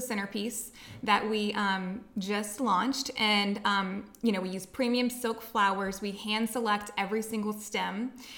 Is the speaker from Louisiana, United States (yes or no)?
yes; Luling, Louisiana, United States; moved away as an adult; now in Lafayette, United States; I'm from Luling, Louisiana. Okay. So it's on the West Bank of New Orleans in St. Charles Parish. That's where I was born and raised.